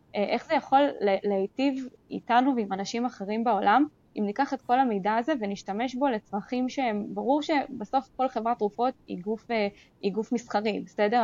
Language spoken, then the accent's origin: Hebrew; Israel; אנחנו מאוד גם כישראלים